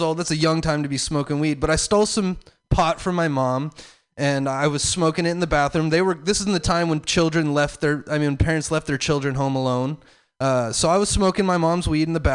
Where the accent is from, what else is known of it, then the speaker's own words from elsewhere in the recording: the South, United States; I'm from the South.